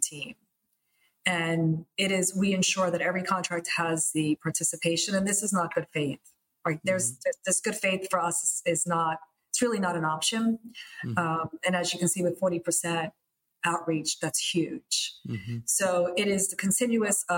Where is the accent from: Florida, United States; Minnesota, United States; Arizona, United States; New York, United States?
New York, United States; New York City; English is a second language; I was born and raised in Queens